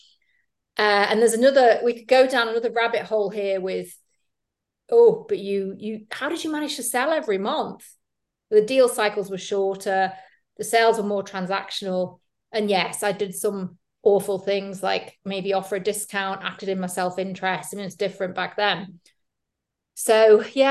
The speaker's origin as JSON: {"language": "English", "country": "United Kingdom", "accent": "British", "moved": "as an adult", "lives_now": "Madrid, Spain", "said": "I'm British. You can probably tell by the accent, although some people think I'm Irish or Australian, mainly Americans"}